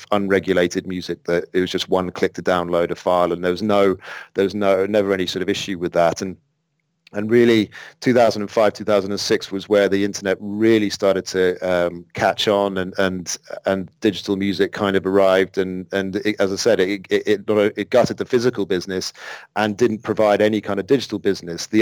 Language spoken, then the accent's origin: English; London, United Kingdom; moved away as an adult; I'm from London originally